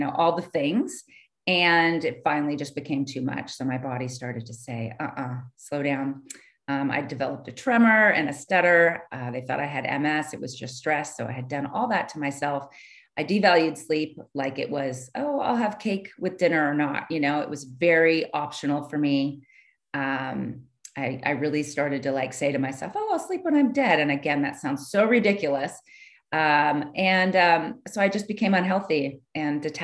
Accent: California, United States; also born or lived in San Francisco Bay Area, California; So I grew up in California. I'm from California. I grew up down south

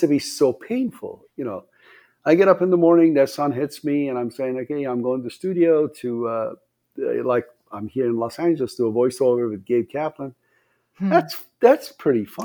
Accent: Tehran, Tehran Province, Iran; English is a second language; moved away as an adult; also born or lived in Iranian Azerbaijan / Portland, Oregon; now in Las Vegas, United States; I was born in the southern Azerbaijan. That's northern part of Iran, and then uh, moved to the capital of uh, Iran, that's Tehran, when I was six years old, uh, and then moved to Portland, Oregon, when I was 18 years old

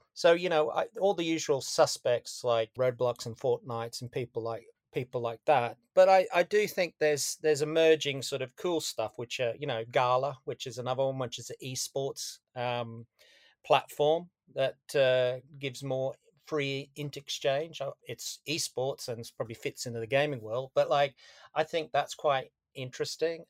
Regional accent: Australia; moved away; I'm Australian originally

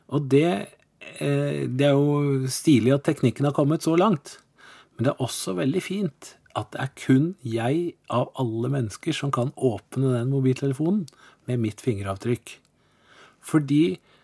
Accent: Porsgrunn, Telemark, Norway; moved away as an adult; also born or lived in Oslo; now in Kristiansand, Norway; jeg ble født i Porsgrunn. Jeg er telemarking. Eh, og der vokste jeg opp òg

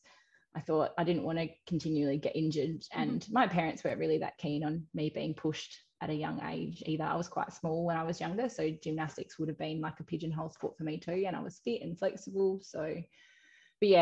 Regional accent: Western Australia, Australia; moved away as an adult; also born or lived in Canberra; I was in WA. So I got to swim at my hometown

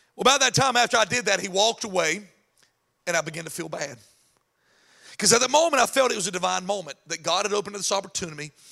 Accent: North Carolina, United States; moved away; I'm actually from North Carolina

